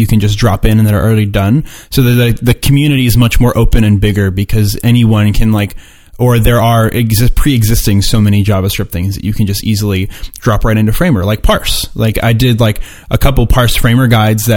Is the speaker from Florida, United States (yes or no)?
yes; Florida, United States; I'm from Florida